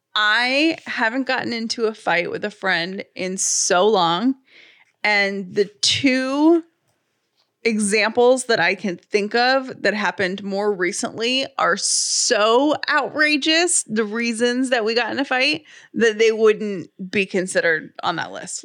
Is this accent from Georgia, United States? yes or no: yes; Atlanta, Georgia, United States; I grew up in City of Atlanta garbage.